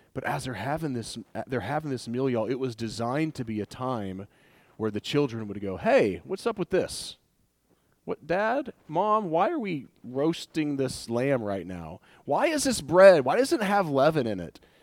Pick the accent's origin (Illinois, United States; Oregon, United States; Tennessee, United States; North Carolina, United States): Tennessee, United States; Wartburg; Wartburg. That's where I'm from.